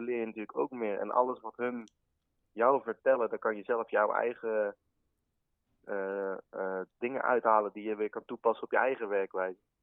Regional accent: Vught, North Brabant, Netherlands; ik kom uit Vught

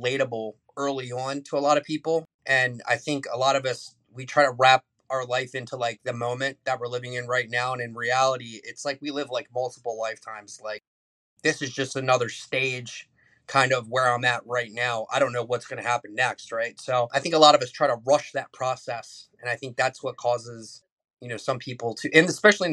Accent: United States; I'm a kid from Carroll County. Grew up between two cornfields and six houses in our neighborhood.

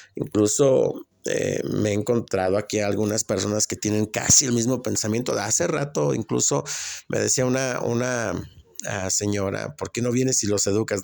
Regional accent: Mexico; moved away; also born or lived in Atlanta, Georgia, United States; soy mexicano

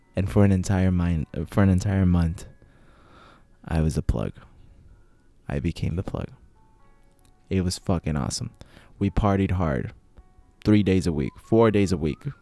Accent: United States; I'm from the United States

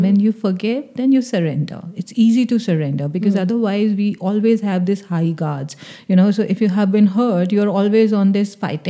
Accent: Delhi, India; Well, fitting in was always a thing for me

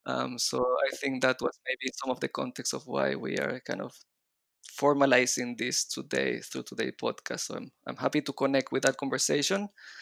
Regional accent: Chile; accent: mix of Israeli and Latin American Spanish; also born or lived in Israel; But then I moved to Chile when I was four. So my accent is mixing up a little bit of the Israeli accent and the Latin American Spanish accent.

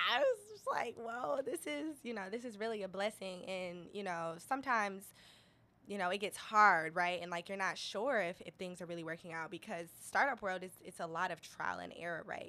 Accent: Detroit, Michigan, United States; I grew up in Detroit. Um, East Side Indian Village, East oh, Jefferson. East Side.

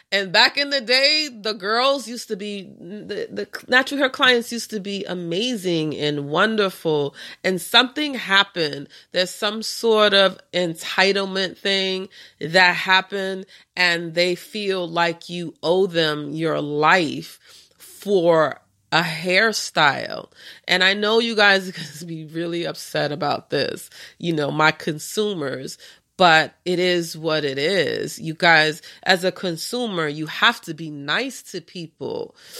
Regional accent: New York, United States; I'm from New York

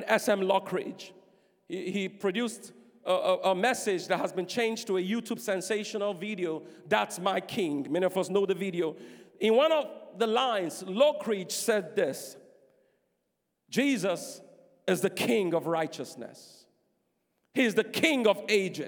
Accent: Nigeria; I'm Nigerian

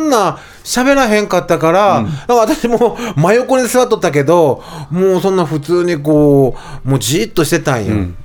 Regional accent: Higashisonogi District, Nagasaki, Japan; 僕は、あの、長崎、あの、その、ね、あの、川田な、まあ、あの、東園木郡って言うんやけど

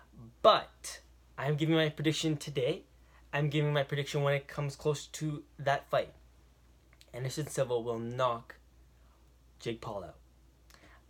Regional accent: Toronto, Ontario, Canada; I am from Toronto, Canada

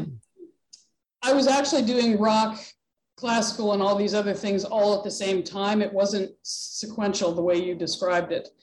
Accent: Pittsburgh, Pennsylvania, United States; now in New Hampshire, United States; I grew up near the Pittsburgh area, actually. So not in New England at all

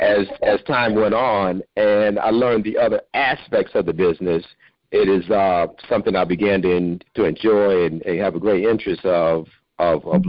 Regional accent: Pontiac, Michigan, United States; I grew up in Pontiac, and so I also uh, attended Pontiac schools

